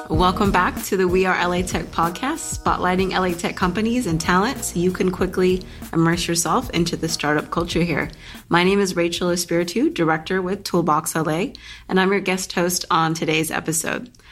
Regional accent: Los Angeles, California, United States; I'm born and raised in L A as well

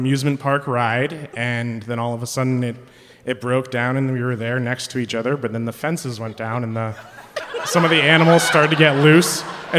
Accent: Ware, Massachusetts, United States; I'm originally from Central Mass, where we say pecan.

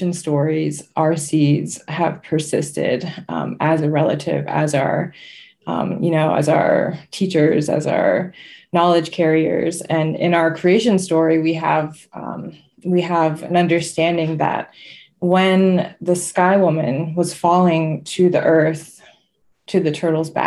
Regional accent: Seneca Nation, New York, United States; I'm from the Haudenosaunee, which is a confederacy throughout current day New York into Canada and Wisconsin. And I'm from the Seneca Nation

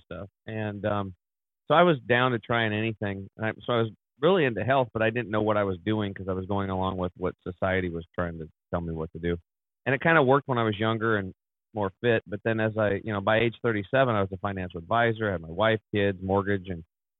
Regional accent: Eastern Oregon, United States; I grew up over in Eastern Oregon, which is pretty much like Montana

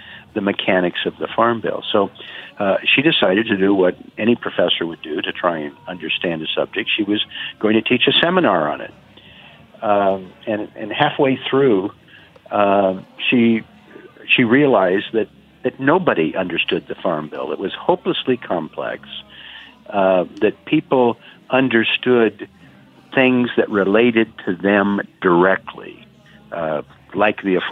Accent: Oregon, United States; Oregon, my home state, is a huge agricultural state

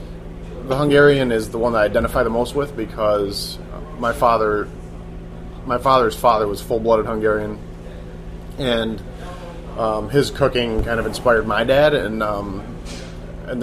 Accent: Ann Arbor, Michigan, United States; also born or lived in Virginia / New York City; now in San Francisco, United States; I was born in Ann Arbor, Michigan, and lived there, spent basically young years between there, Virginia for a little while, and then my parents split when I was like 5, so my dad moved to New York City, and my mother was still in Michigan, so it was back and forth between those two basically through childhood

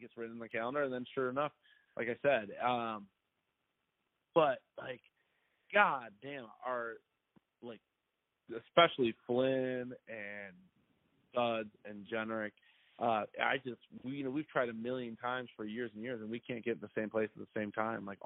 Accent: an hour and a half from Chicago, Midwest, United States; I grew up in the Midwest, and I had, you know, I'm not from a super diverse family or background, and my area that I live, even though we were only an hour and a half away from Chicago, was not very diverse.

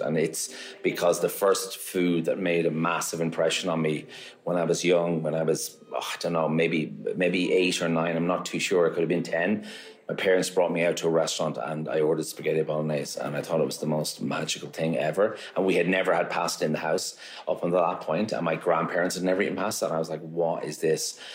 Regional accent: Maynooth, Leinster, Ireland; moved away as an adult; also born or lived in Dublin; now in Galway, Ireland; I'm originally from Dublin, and I, I grew up uh, just outside at a place called Maynooth

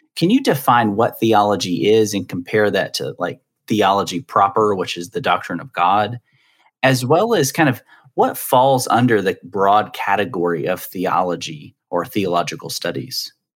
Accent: the South, United States; I'm from the South, so I always say dresser

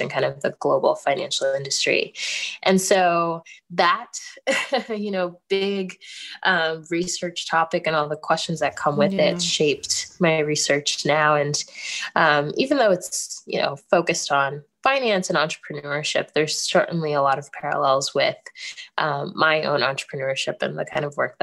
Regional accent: United States; I am Ghanaian. Even though I was born in the States, my parents were born in Ghana and migrated here.

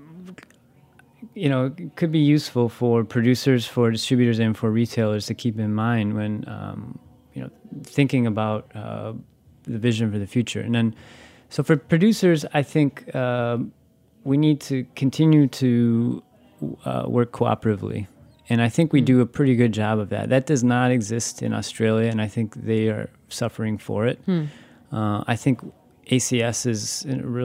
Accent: Wisconsin, United States; I'm from Wisconsin.

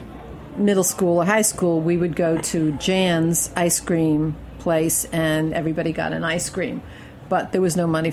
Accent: Brooklyn, New York, United States; moved away as an adult; Brooklyn, of course. Ocean Avenue, Erasmus Hall.

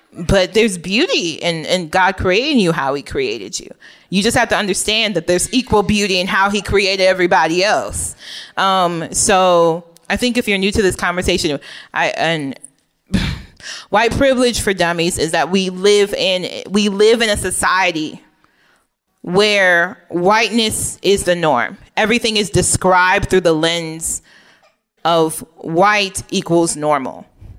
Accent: Oak Park, Illinois, United States; I mentioned before that I grew up in Oak Park, which is like, I don't know, middle class, upper middle class neighborhood outside of Chicago.

